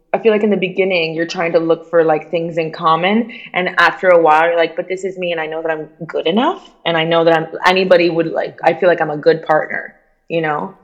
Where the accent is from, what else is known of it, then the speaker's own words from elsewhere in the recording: Miami, Florida, United States; accent: Miami; moved away; also born or lived in Cuba / New York; I had a Miami accent